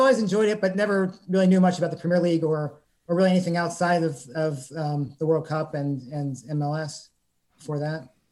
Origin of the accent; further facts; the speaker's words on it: Pittsburgh, Pennsylvania, United States; moved away; also born or lived in Columbus / Lancaster; growing up in Pittsburgh